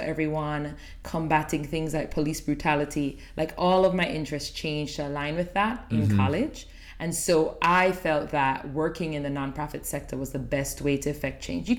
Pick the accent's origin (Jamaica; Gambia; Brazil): Jamaica; Kingston; moved away as an adult; also born or lived in Princeton; now in New Jersey, United States; born and raised in Kingston. Mm-hmm. With no intention of moving.